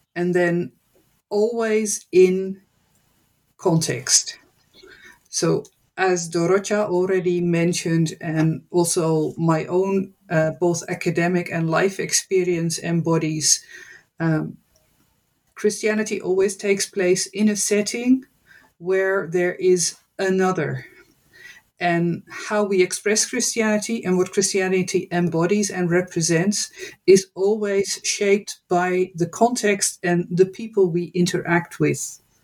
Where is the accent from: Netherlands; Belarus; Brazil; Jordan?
Netherlands; moved away as an adult; also born or lived in United States / West Africa; I am born and raised in the Netherlands